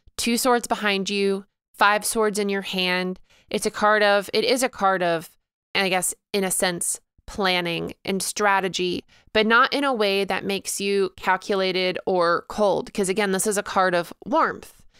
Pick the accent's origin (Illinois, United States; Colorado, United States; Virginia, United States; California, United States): Illinois, United States; I actually spent a ton of time in Missouri growing up because I lived so close to it, just like an hour away, um, growing up in Illinois